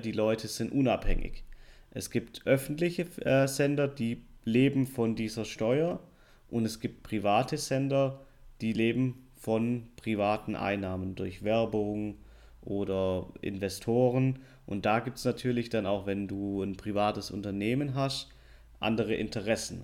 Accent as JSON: {"language": "German", "region": "Southern Germany", "country": "Germany", "accent": "southern German", "said": "ich habe einen kleinen Akzent aus dem Süden von Deutschland."}